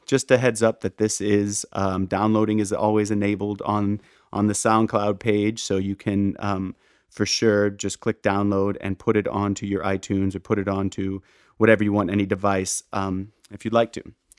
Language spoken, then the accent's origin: English; St. Louis, Missouri, United States; now in New York, United States; we're both from St. Louis